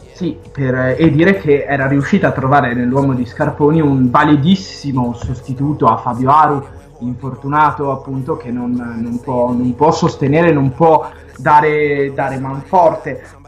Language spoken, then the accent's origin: Italian; Vicenza, Veneto, Italy; vengo da Vicenza e appunto c'è anche una tappa in Veneto, appunto sulle montagne di, di casa